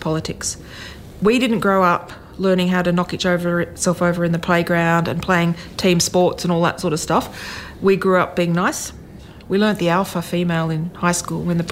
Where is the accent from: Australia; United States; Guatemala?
Australia; Canberra, Australian Capital Territory; I grew up in Canberra.